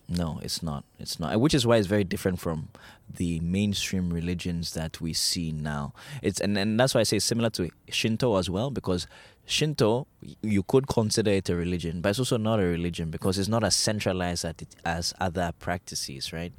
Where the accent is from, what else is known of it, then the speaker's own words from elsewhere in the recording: Ghana; we grew up in Ghana